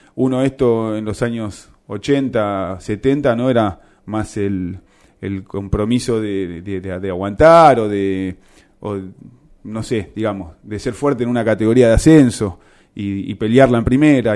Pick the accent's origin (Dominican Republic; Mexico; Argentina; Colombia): Argentina; yo nací en Acevedo, entre Arados y Darragueira, la casa de mi abuela